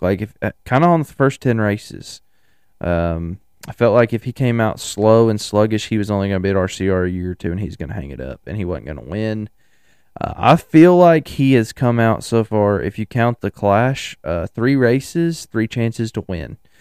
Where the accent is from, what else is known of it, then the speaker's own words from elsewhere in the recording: United States; I'm an American